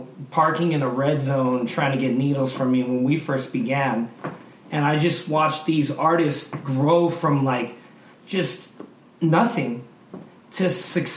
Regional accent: Colorado, United States; I grew up in Colorado.

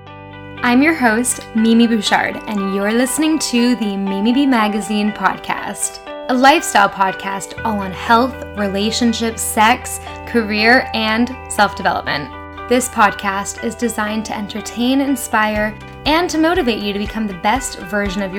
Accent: Toronto, Ontario, Canada; moved away; Toronto, my hometown

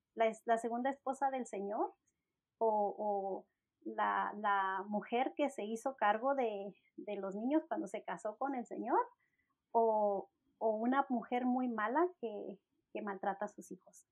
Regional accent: Mexico; mi esposo es anglosajón y yo soy mexicana

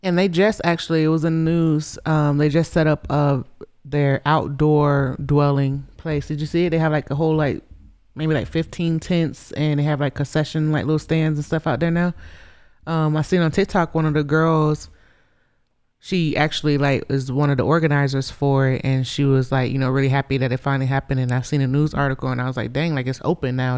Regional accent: Gainesville, Florida, United States; moved away as an adult; now in Colorado, United States; I grew up in Florida, you know, in Gainesville, Florida

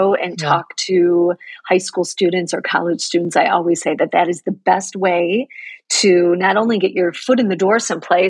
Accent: Elk Grove Village, Illinois, United States; I grew up in the Chicago suburbs. Elk Grove Village

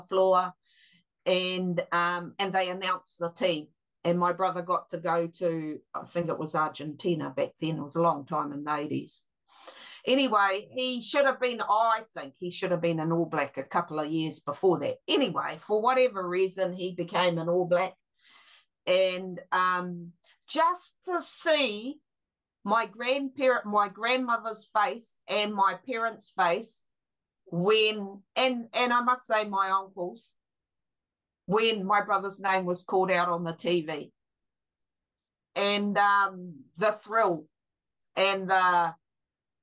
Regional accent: Gisborne, New Zealand; also born or lived in Rotorua; when I was 1 year old, we moved from our beautiful home in the Ford block of Rotorua that our dad had built, beautiful big home, and we moved back to Gisborne and lived with our grandparents

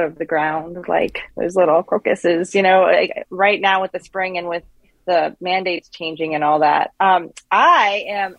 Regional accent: Pittsburgh, Pennsylvania, United States; moved away as an adult; now in Bloomington, United States; I moved here from Pittsburgh despite being born and raised there

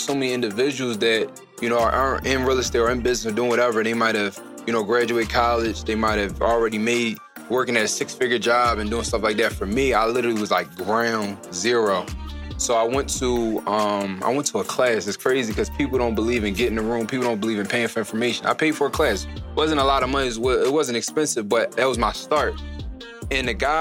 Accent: Philadelphia, Pennsylvania, United States; born and raised in Philadelphia

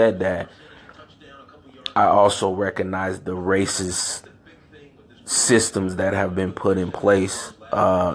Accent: San Francisco, California, United States; also born or lived in Chicago, Illinois; I grew up in San Francisco, California, born in Chicago, Illinois. I moved away from Chicago when I was 3 years old

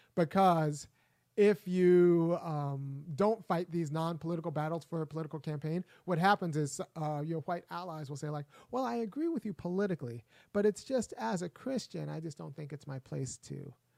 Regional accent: California, United States; also born or lived in Minnesota; I know I'm from California and I went to Berkeley.

